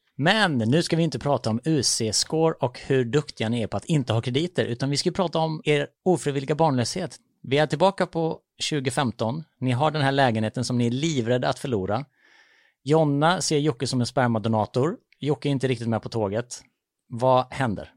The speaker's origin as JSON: {"language": "Swedish", "town": "Vessigebro", "region": "Halland County", "country": "Sweden", "said": "Jag kommer ju från Vessigebro utanför Falkenberg"}